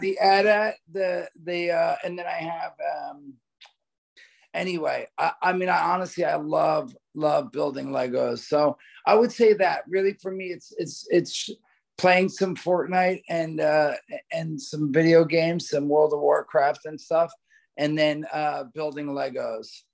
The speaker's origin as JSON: {"language": "English", "region": "New Jersey", "country": "United States", "tie": "born or raised there", "said": "my brother, growing up in Jersey, we lived a block from the beach"}